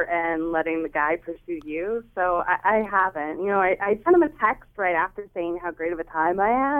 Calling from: Middletown, United States; I'm calling from Middletown.

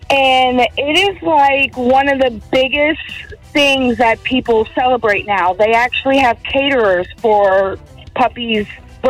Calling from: Winter Park, Florida, United States; I'm in Winter Park.

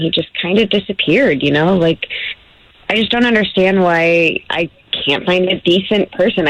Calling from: Winter Springs, Florida, United States; Winter Springs.

